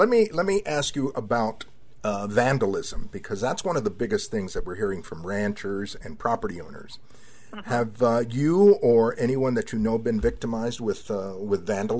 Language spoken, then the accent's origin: English; Laredo, Texas, United States; I was born and raised, I was born in Laredo and raised in South Texas.